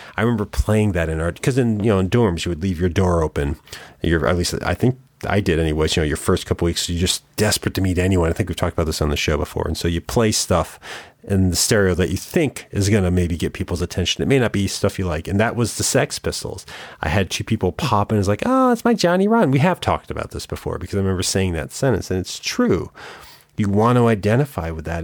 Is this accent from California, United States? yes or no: no; small town Connecticut, United States; when I was in K, small town Connecticut